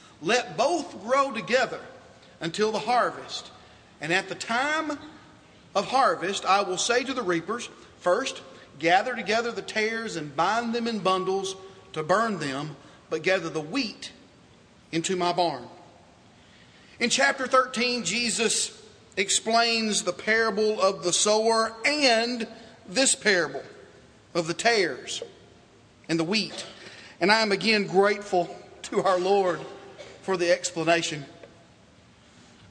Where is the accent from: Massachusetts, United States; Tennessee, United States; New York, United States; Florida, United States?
Tennessee, United States; Dickson; I was born in Dixon, Tennessee.